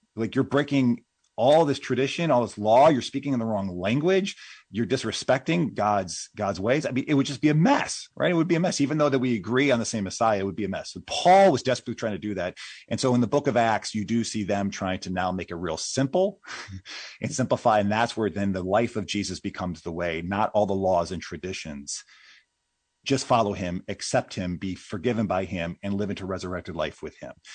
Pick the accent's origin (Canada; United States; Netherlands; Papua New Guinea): United States; as a Westerner, at least as an American